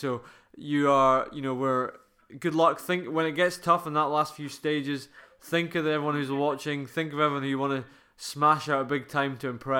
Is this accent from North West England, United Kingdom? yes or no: no; Fife, Scotland, United Kingdom; I'm being from Fife.